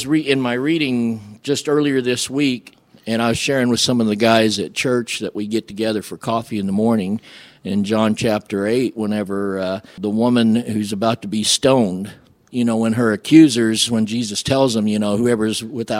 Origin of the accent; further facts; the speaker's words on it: Flora, Illinois, United States; also born or lived in Seoul, South Korea / Greenville, Illinois; We moved from Greenville to Clay County, and I grew up in Flora, Illinois.